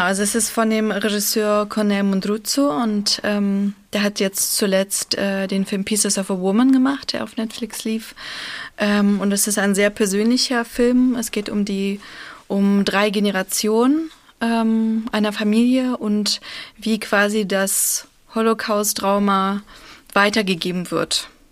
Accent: Berlin, Germany; born or raised there; first language Russian; German is a second language; also born or lived in Moscow, Russia

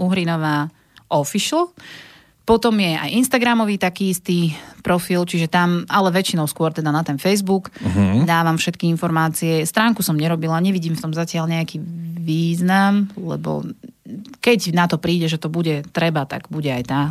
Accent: Vráble, Nitra Region, Slovakia; Ja som vlastne originál z Vrábel

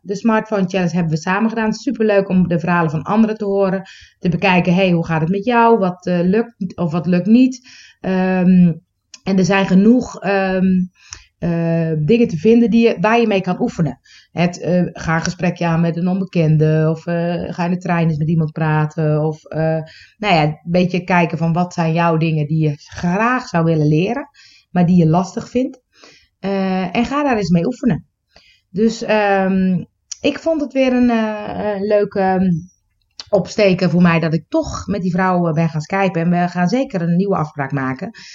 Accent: Netherlands; accent: Dutch; ik heb een beetje een Nederlands accent

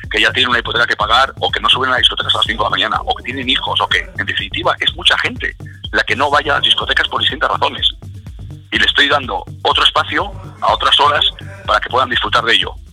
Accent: Alicante, Valencian Community, Spain; born there; yo nací en Alicante, mucha gente no lo sabe, entonces tenemos casa allí.

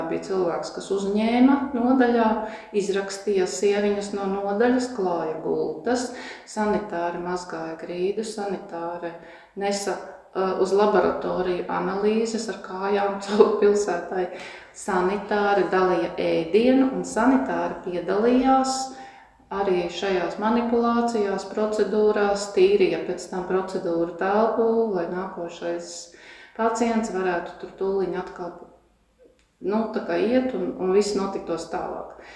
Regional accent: Kurzeme, Latvia; Tipisks kurzemnieks un ļoti sīksts.

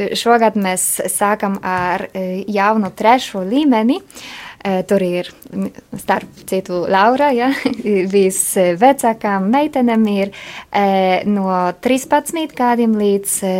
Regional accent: Poland; Latvian is a second language; moved away as an adult; now in Riga, Latvia; Esmu poliete

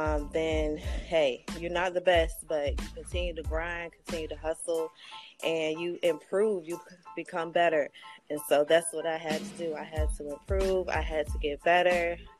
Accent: Northern Virginia, United States; also born or lived in Fayetteville, North Carolina; I am from North Virginia, originally born in Fayetteville, North Carolina

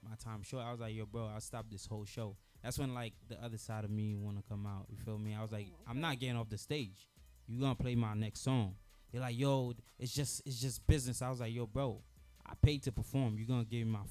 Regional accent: Haiti; now in United States; I was born in Haiti. I was born in Lil Gan, and then inside Lil Gan, I was born in a small town called Bena. I came to America in April 2007

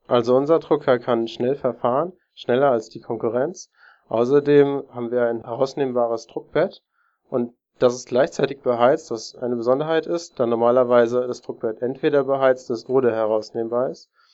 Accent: Darmstadt, Hesse, Germany; ich bin aus Darmstadt und studiere dort Informationssystemtechnik

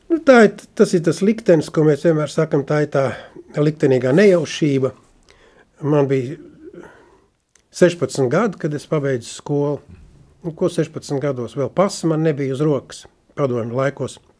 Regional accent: Sigulda, Latvia; also born or lived in Gaujiena; es piedzimu, ka 49. gadā Siguldā

